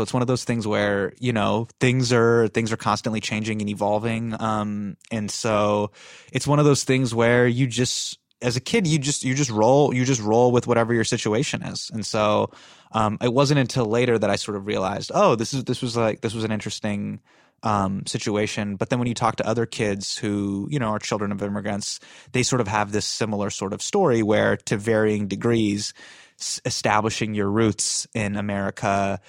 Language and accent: English; Davis, California, United States; born there; Correct. I was born in Davis, California.